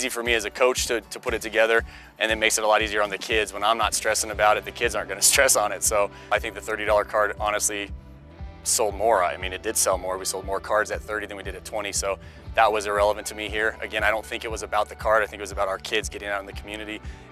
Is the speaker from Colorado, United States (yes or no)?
yes; Colorado, United States; born and raised in Colorado